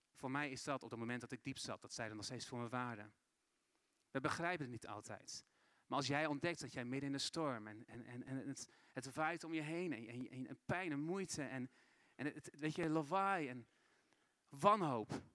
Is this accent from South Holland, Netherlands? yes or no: no; Assen, Drenthe, Netherlands; moved away as an adult; also born or lived in Brazil; Ik ben geboren en opgegroeid in Assen